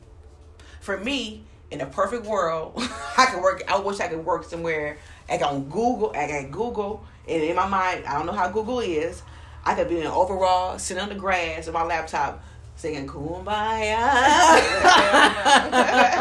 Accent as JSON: {"language": "English", "town": "Toledo", "region": "Ohio", "country": "United States", "also_born_or_lived": "Alabama", "moved": "yes", "said": "I come from Ohio, Toledo, Ohio, 45 minutes from Canada."}